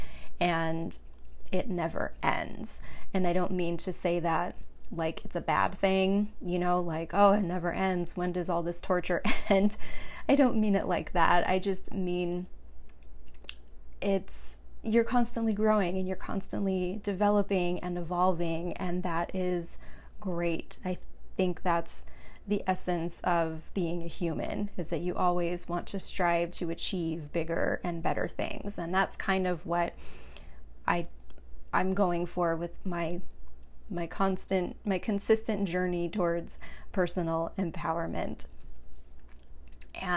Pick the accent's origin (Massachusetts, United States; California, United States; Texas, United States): California, United States; Long Beach; moved away as an adult; now in Phoenix, United States; I was born and raised in California, Southern California, Long Beach in particular